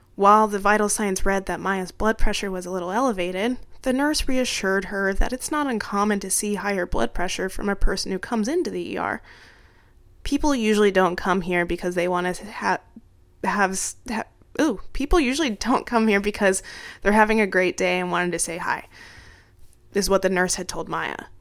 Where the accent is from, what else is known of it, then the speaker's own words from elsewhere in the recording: Arizona, United States; moved away; my home state of Arizona